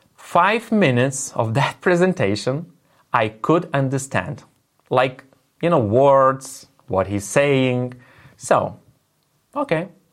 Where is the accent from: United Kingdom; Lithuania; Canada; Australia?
Lithuania; first language Lithuanian; English is a second language; my native language is Lithuanian